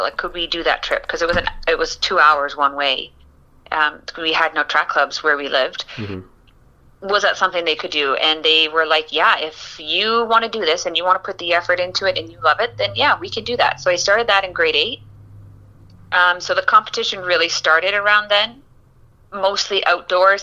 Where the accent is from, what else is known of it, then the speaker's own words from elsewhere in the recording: Eganville, Ontario, Canada; now in Windsor, Canada; my hometown eganville and the ottawa valley